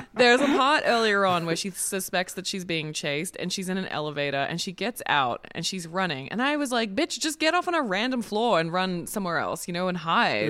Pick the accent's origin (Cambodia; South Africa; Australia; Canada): Australia; now in United States; as an Australian